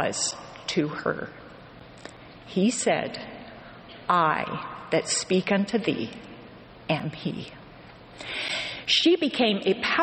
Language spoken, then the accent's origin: English; Western New York, United States; I grew up in Western New York